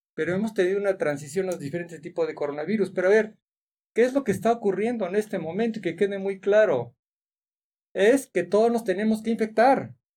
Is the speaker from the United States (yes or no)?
no; Mexico; nuestras costumbres como mexicanos